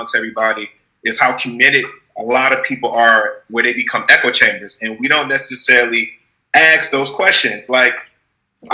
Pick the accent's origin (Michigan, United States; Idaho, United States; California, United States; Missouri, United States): Michigan, United States; Detroit; I'm from Detroit